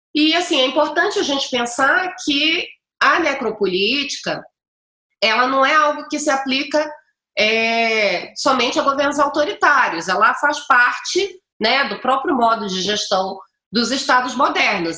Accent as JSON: {"language": "Portuguese", "region": "Pará", "country": "Brazil", "said": "eu sou paraense"}